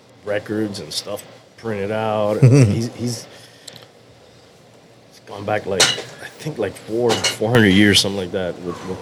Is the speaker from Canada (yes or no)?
no; Cuba; also born or lived in South Florida; now in Florida, United States; I was born in Cuba.